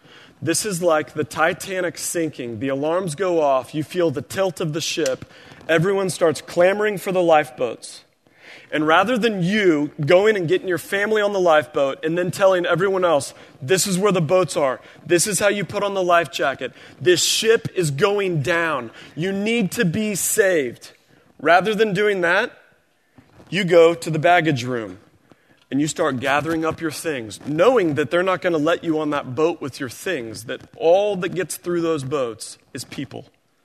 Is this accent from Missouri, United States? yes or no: yes; Springfield, Missouri, United States; I grew up in Missouri. We had tornadoes every spring. Springfield, Missouri and Greene County, it was predictable.